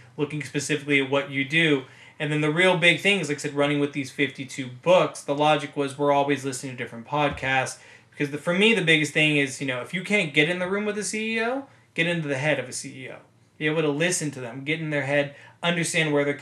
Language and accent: English; Los Angeles, California, United States; I'm born and raised in Los Angeles, California, which is where we're filming this right now, my room